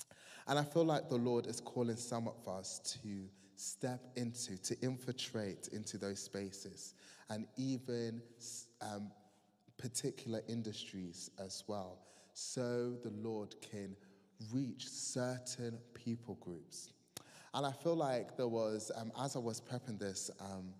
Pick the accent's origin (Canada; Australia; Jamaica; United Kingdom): United Kingdom; Croydon, London; I'm from Croydon